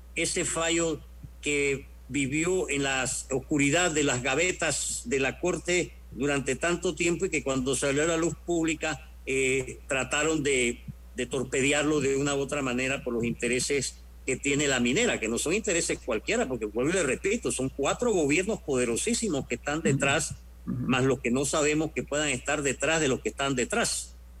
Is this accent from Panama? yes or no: yes; Panama; como panameños